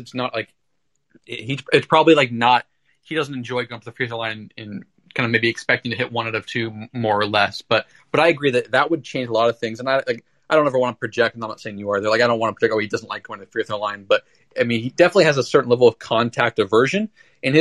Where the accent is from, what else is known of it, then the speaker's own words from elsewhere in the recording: Portland, Oregon, United States; I'm from Portland, and there's a big tournament over the Christmas, kind of the winter break, called the Les Schwab Invite